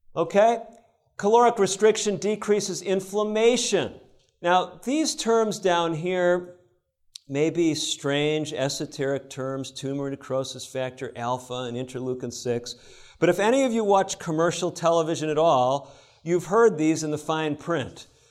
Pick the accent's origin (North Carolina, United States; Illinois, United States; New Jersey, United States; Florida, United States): Illinois, United States; I grew up in Illinois, not far from Wisconsin.